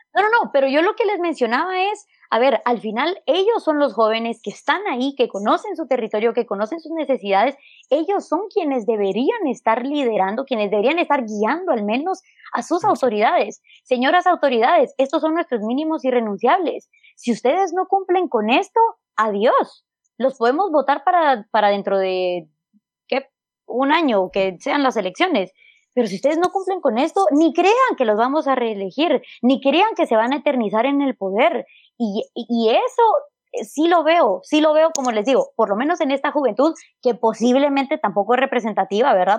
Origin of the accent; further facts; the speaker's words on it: Huehuetenango, Guatemala; moved away as an adult; regreso a Huehuetenango, que es donde vive mi familia, donde yo nací, donde yo crecí